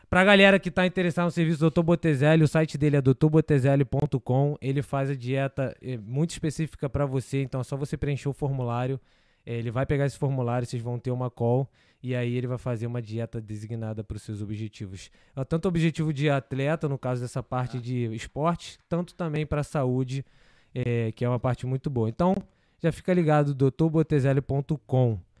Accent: Marília, São Paulo, Brazil; Sou de Marília, sou é interior?

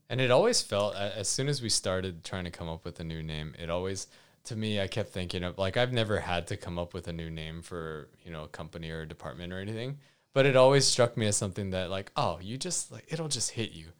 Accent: Hawaii, United States; moved away; growing up in Hawaii

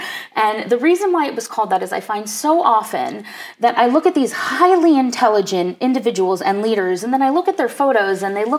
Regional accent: New York City, New York, United States; more about what I learned from being a New Yorker and living in New York City and needing to connect with people

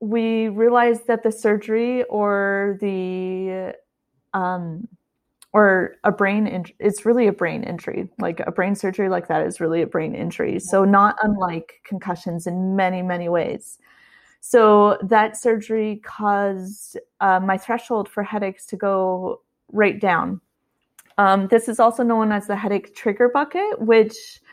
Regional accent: Canada; moved away as an adult; also born or lived in Ottawa, Canada; now in California, United States; I'm Canadian. I'm currently living in California, but at the time I was in Ottawa, Canada

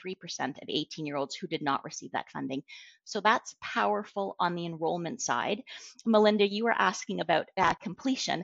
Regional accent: Canada

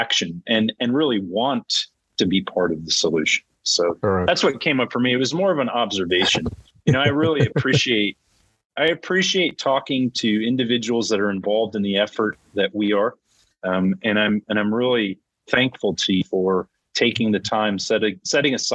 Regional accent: California, United States; I'm a Californian. I was born and raised in California

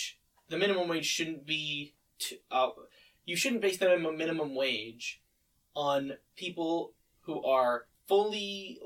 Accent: Oakville, Ontario, Canada; the house where we were living when I was born was in Oakville.

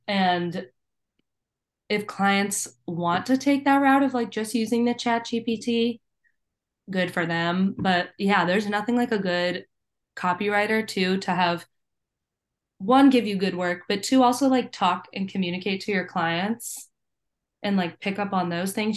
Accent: Virginia, United States; growing up in Virginia

